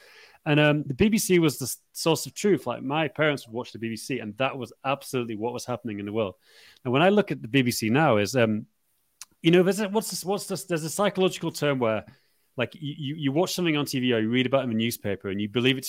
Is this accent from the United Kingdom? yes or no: yes; United Kingdom; obviously I'm British